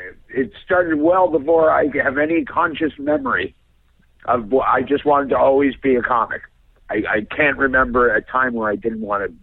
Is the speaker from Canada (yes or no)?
yes; Canada; We had a lot of great sketch stuff growing up.